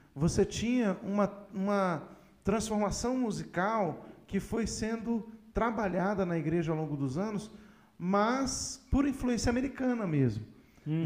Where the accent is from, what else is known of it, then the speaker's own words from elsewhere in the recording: Brazil; eu continuo sendo brasileiro